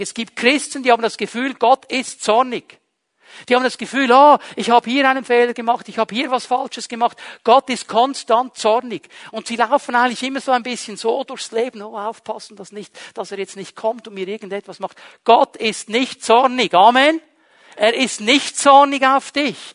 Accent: Switzerland; born or raised there

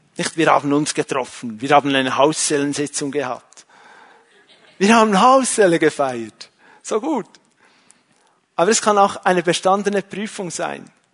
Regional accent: Switzerland; als Schweizer

